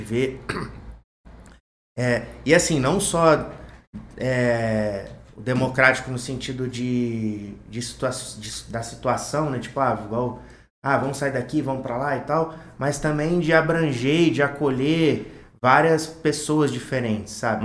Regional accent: Volta Redonda, Rio de Janeiro, Brazil; nativo de Volta Redonda, nascido e criado

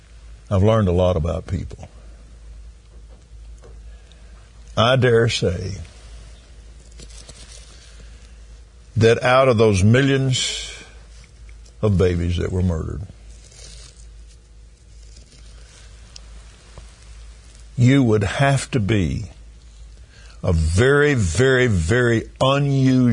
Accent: Abilene, Texas, United States; I was raised in Abilene, Texas, a little country West Texas town

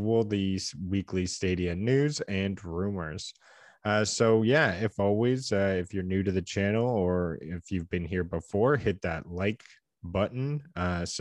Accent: Canada; we're two Canadian game enthusiasts

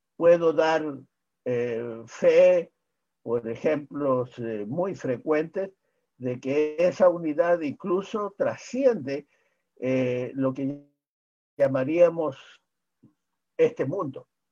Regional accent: Chile; he sido eh, en mi país probablemente el médico que primero planteó la necesidad

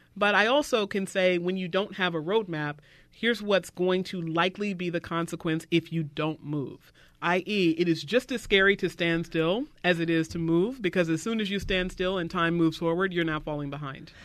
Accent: the South, United States; I was raised in the South

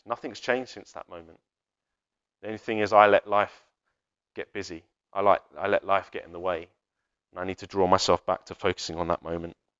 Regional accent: United Kingdom; We're, we're British

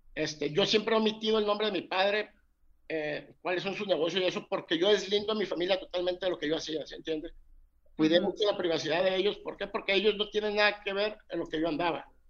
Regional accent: Mazatlán, Sinaloa, Mexico; soy mexicano, soy, soy sinaloense de Mazatlán

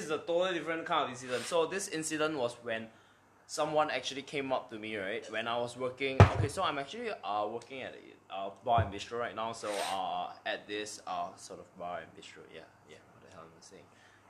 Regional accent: Singapore; yeah, I'm local. I'm Singaporean.

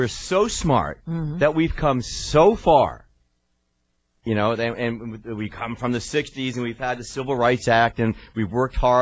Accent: New York, United States; now in South Florida, United States; I grew up in Manhattan in a nice community

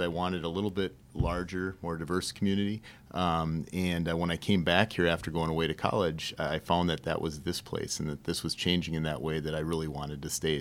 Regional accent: St. Cloud, Minnesota, United States; I grew up on the northeast side of St. Cloud

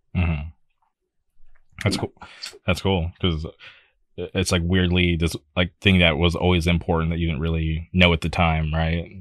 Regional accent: Palm Springs, California, United States; where I grew up out in the Palm Springs area

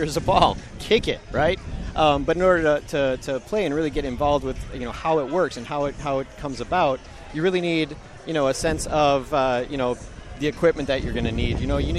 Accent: Kenosha, Wisconsin, United States; I grew up in Kenosha, you know, a couple scant miles south here of Milwaukee. I grew up in Kenosha

